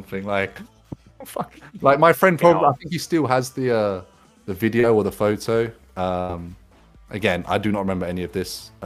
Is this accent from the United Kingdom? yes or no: yes; United Kingdom; I'm a Brit abroad in fucking Benidorm